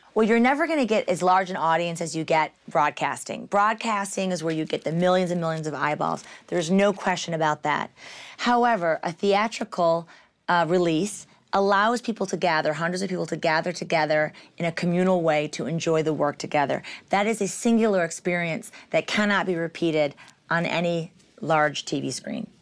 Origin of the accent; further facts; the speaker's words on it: Michigan, United States; I'm from Michigan